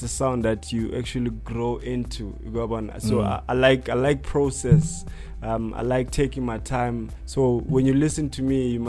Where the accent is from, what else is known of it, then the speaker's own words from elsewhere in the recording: Pretoria, Gauteng, South Africa; also born or lived in Alexandra, Johannesburg; now in Johannesburg, South Africa; I'm from Alex, based, and I'm born in Pretoria